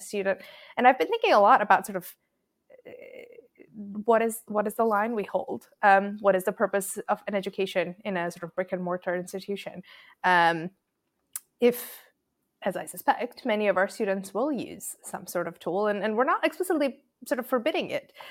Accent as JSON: {"language": "English", "country": "Croatia", "tie": "born or raised there", "said": "I grew up in Croatia"}